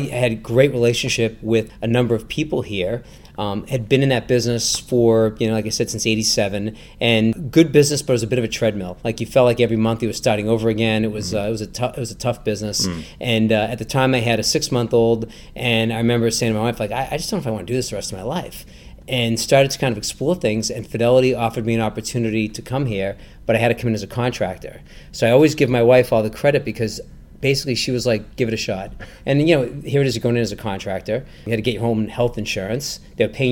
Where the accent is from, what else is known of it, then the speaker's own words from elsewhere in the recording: Natick, Massachusetts, United States; I grew up in Natick